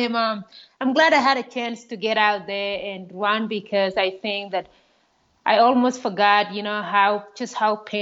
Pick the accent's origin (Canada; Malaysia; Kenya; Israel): Kenya; moved away as an adult; also born or lived in Iowa, United States / Kansas, United States; now in United States; I grew up in Kenya, grew up in a very small village